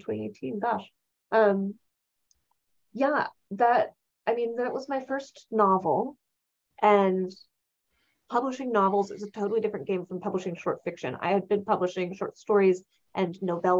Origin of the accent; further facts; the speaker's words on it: California, United States; And I'm from California. I've went to public schools in California, which is its own experience